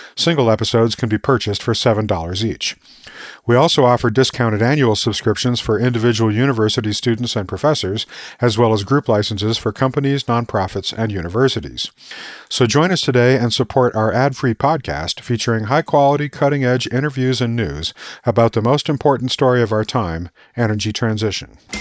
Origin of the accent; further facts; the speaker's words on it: Tucson, Arizona, United States; I grew up in Tucson, Arizona